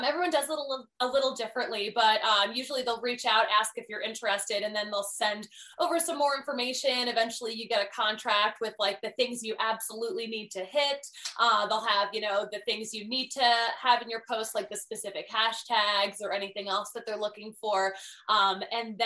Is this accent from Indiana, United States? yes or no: no; Philadelphia, Pennsylvania, United States; moved away as an adult; also born or lived in Connecticut; I'm from Philadelphia, the most intense sports town on the face of this earth.